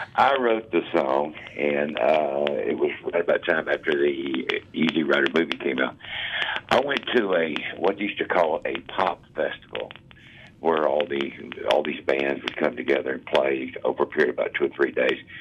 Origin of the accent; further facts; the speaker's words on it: the South, United States; I'm from the South.